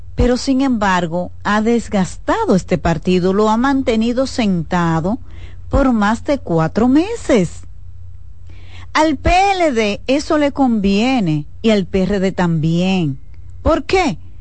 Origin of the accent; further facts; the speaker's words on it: Dominican Republic; como ciudadana dominicana